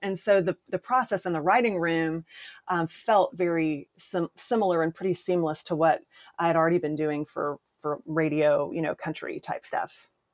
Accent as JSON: {"language": "English", "town": "Columbia", "region": "South Carolina", "country": "United States", "tie": "born or raised there", "moved": "as an adult", "lives_now": "Nashville, United States", "said": "I started doing community theater in my hometown, Columbia, South Carolina"}